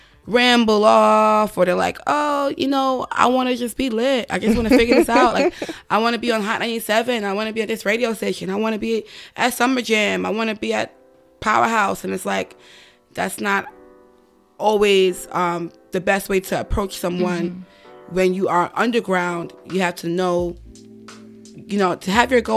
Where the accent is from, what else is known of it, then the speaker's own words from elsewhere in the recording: New York City, New York, United States; I'm from the Bronx. I'm from New York